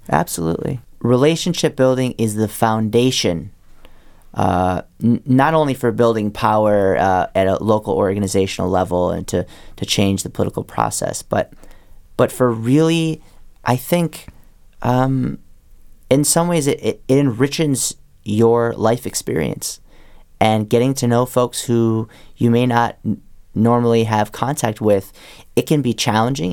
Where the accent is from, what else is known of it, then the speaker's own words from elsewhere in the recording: Wisconsin, United States; moved away; I grew up in Wisconsin